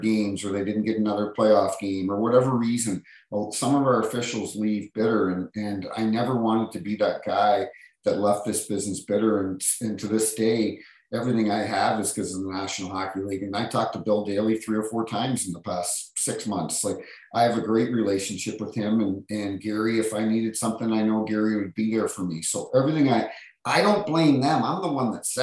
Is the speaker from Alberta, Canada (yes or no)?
no; Hampton, New Brunswick, Canada; moved away as an adult; also born or lived in Toronto; we moved to New Brunswick. That's where I grew up, a little town outside of St. John called Hampton